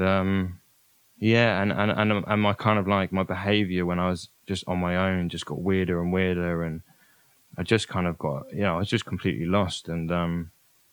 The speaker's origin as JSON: {"language": "English", "area": "Oxfordshire", "region": "South East England", "country": "United Kingdom", "tie": "born or raised there", "also_born_or_lived": "Brighton", "said": "my hometown in Oxfordshire"}